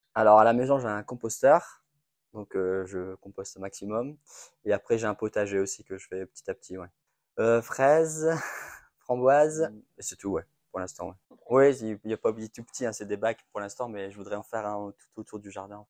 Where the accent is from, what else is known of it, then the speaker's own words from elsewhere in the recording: Roubaix, Hauts-de-France, France; je suis né à Roubaix